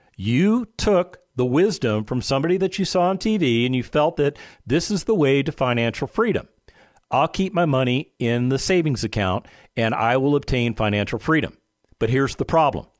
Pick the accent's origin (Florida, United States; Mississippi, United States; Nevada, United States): Nevada, United States; Las Vegas; I lived in a place called Las Vegas, Nevada. That's where I was born and raised